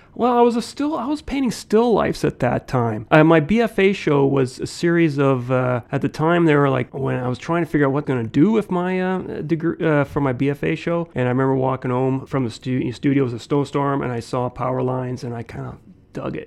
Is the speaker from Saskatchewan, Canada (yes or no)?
yes; Saskatoon, Saskatchewan, Canada; also born or lived in Gillingham, England; I grew up Saskatoon. It's where I've been. My parents immigrated here in 1966 when I was a one years old.